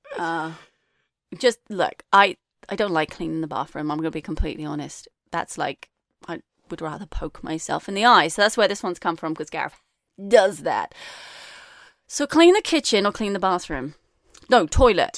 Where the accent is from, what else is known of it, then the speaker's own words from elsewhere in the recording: England, United Kingdom; moved away; I, I was brought up in England too